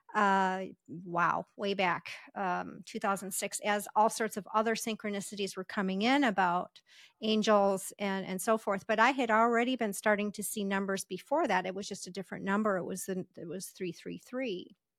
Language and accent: English; Las Vegas, Nevada, United States; I'm from Las Vegas